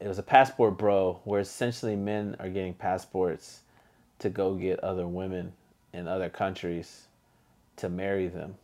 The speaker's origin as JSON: {"language": "English", "country": "United States", "said": "I'm American personally"}